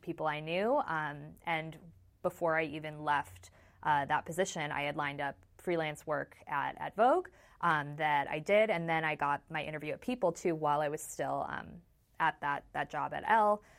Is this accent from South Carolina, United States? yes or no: no; Chicago, Illinois, United States; I'm from Chicago.